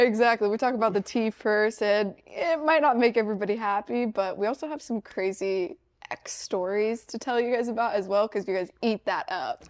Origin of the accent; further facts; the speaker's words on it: Missouri, United States; I'm from Missouri